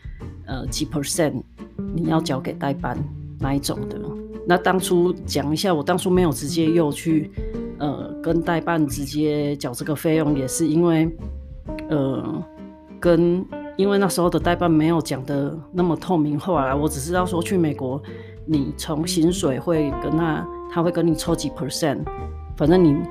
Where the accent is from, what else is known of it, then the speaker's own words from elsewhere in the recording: southern Taiwan, Taiwan; moved away as an adult; now in Canada; 我工作本来我就在南部长大，所以我在南部工作